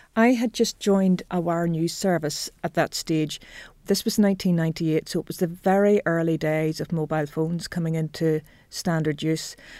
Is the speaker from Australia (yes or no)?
no; Belfast, Northern Ireland, United Kingdom; I grew up on the northern outskirts of Belfast